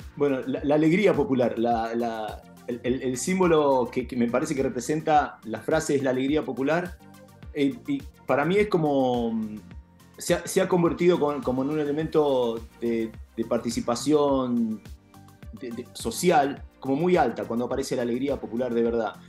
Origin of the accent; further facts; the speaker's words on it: Junín, Buenos Aires Province, Argentina; yo soy nacido en Junín